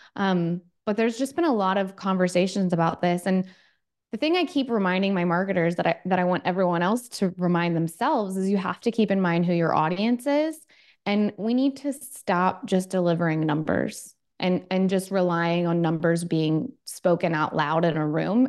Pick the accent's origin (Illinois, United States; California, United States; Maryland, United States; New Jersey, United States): Maryland, United States; Baltimore; moved away